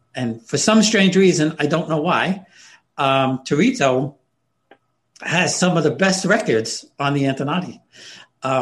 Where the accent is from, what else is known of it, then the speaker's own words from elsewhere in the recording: United States; I'm Italian and we're all Italian and, or we're Italian Americans. But really, the Italians just see we're Americans